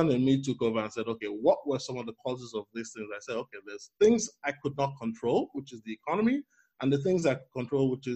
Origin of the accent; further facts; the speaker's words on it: Lagos, Nigeria; moved away as an adult; also born or lived in United States; now in Toronto, Canada; I currently live and work in Toronto, Canada, but I was born and raised in Lagos, Nigeria.